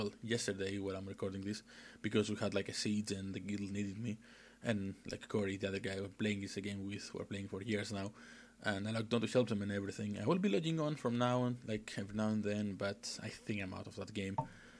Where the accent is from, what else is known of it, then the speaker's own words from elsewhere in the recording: Greece; English is a second language; I'm from Greece, hence the weird accent and the lack of English knowledge.